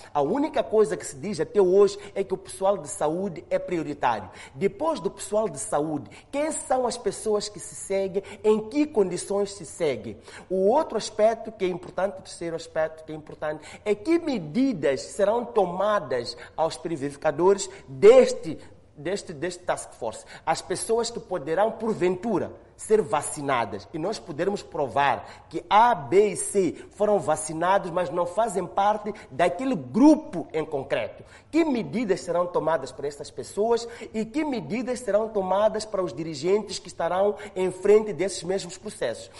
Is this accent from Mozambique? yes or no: yes; Mozambique; nós, como moçambicanos